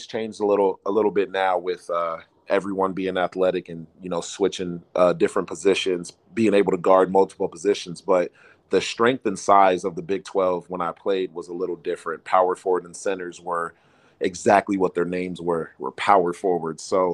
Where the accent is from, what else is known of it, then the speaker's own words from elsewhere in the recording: Los Angeles, California, United States; moved away as an adult; also born or lived in Ames, Iowa; I was from Los Angeles